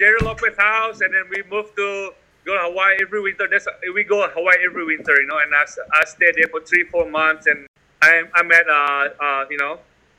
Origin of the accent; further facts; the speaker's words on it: Bali, Indonesia; I grew up in Bali.